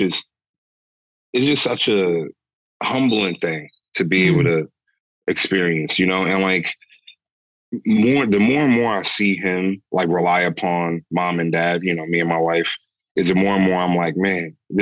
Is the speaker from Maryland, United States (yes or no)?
yes; St. Mary's County, Southern Maryland, United States; So I'm from Southern Maryland, and Maryland is a very Catholic state. It's literally Mary's land, and I'm from St. Mary's County